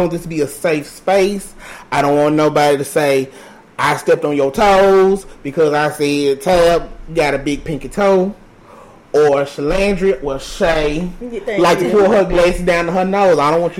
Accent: Jackson, Mississippi, United States; like I said. I'm from Jackson.

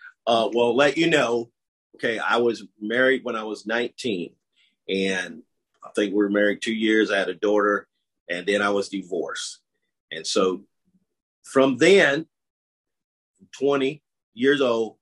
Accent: Greensboro, North Carolina, United States; moved away as an adult; now in Dallas, United States; I'm originally from Greensboro, North Carolina

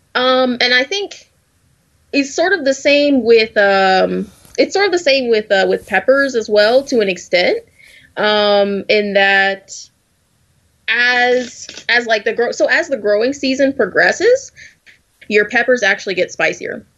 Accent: the South, United States; I'm I'm from the South, born and raised

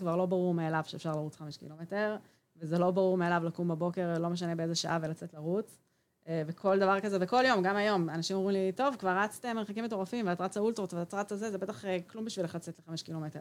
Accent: Israel; גדלתי ילדות אה, בקיבוץ

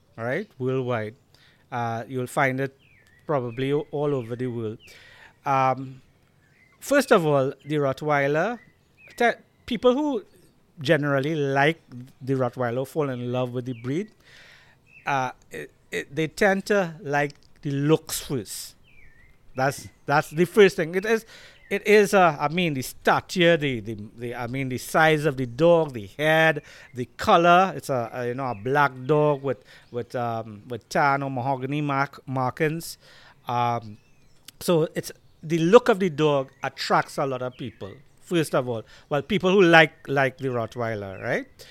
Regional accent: Diego Martin, Trinidad & Tobago; accent: Trini; I grew up in Diego Martin. We are in Diego Martin right now.

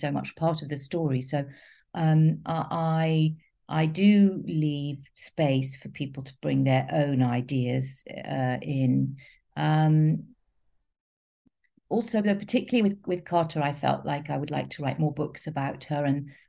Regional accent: London, United Kingdom; I grew up in North London and East London

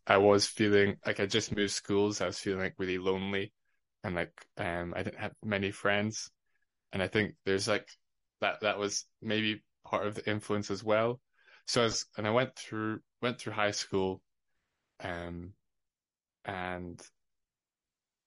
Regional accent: Edinburgh, Scotland, United Kingdom; also born or lived in Fife; I grew up in Edinburgh till I was about 12 or 13, and then moved to Fife.

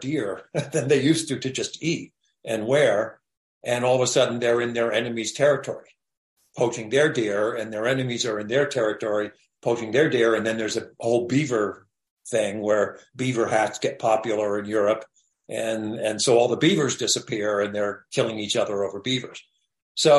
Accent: United States; we grew up in the States

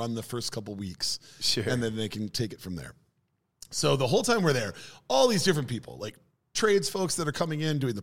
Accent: Minnesota, United States; also born or lived in Norway; a Minnesotan and a Virginian currently living in Pittsburgh

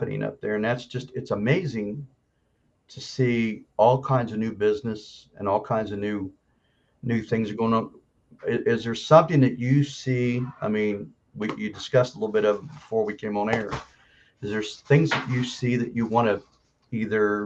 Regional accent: Vienna, West Virginia, United States; I grew up in Vienna up on 11th 11th Street off of 39th, up right there by the city, Jackson Park. I grew up here.

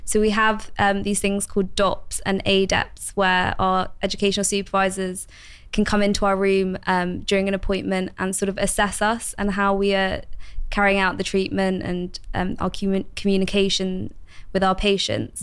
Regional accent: London, United Kingdom; moved away as an adult; also born or lived in Bristol; I've recently moved back home to London

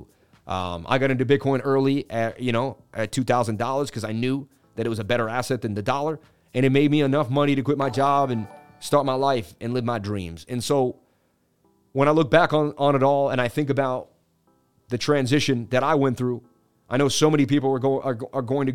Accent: Boston, Massachusetts, United States; moved away; I'm Irish and I grew up in Boston

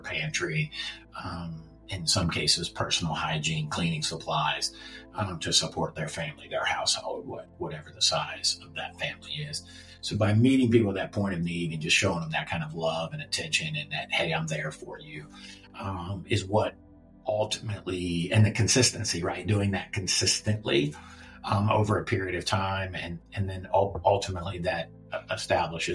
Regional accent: Baltimore, Maryland, United States; I'm from here. This is my hometown

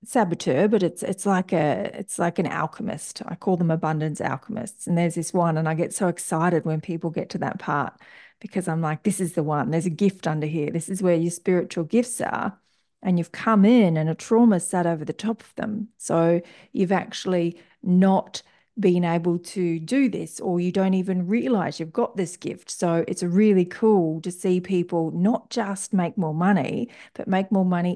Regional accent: Brisbane, Queensland, Australia; I am from Brisbane, Australia, in the northwest of Brisbane, in Australia, out on some beautiful horse country.

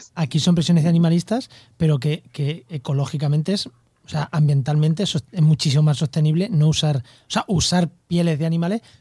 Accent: Castilla-La Mancha, Spain; Como buen manchego

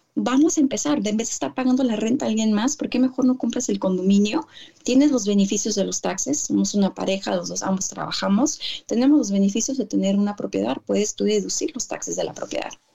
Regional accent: California, United States; also born or lived in Tijuana, Mexico; yo soy mexicana, nacida aquí en Estados Unidos de papás mexicanos, pero ya nací en California

